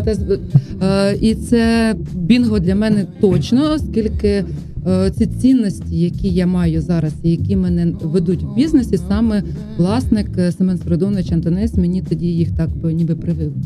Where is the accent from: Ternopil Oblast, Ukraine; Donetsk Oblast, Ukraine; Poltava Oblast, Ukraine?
Poltava Oblast, Ukraine; Chutove; moved away; also born or lived in Khorol / Shyshaky / Kyiv; Я народилася в Хорулі, але росла в Чутово